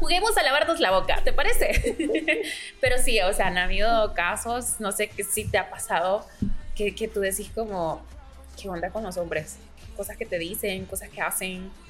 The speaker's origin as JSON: {"language": "Spanish", "country": "El Salvador", "said": "soy del Salvador"}